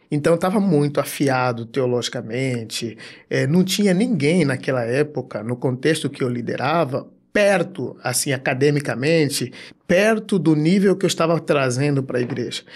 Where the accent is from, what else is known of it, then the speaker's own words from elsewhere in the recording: Angola; now in Brazil; sou um cara, sou africano, de Angola e eu sou um cara que aos 16, 17 anos estava orando à madrugada